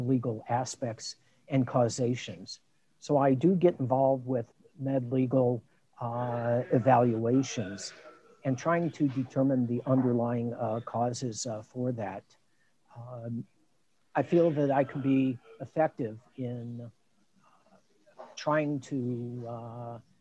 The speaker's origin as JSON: {"language": "English", "town": "Long Beach", "region": "California", "country": "United States", "tie": "born or raised there", "also_born_or_lived": "Chicago / Milwaukee / Baltimore", "moved": "as an adult", "lives_now": "Tucson, United States", "said": "I was born in Chicago, grew up in Long Beach, California"}